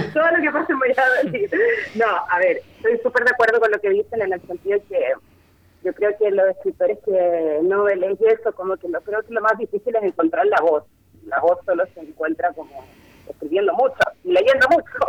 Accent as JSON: {"language": "Spanish", "country": "Chile", "moved": "as an adult", "said": "para mí ese relato le tengo especial cariño porque habla un poco también de eso, de que me vine súper lejos de Chile a ser actriz."}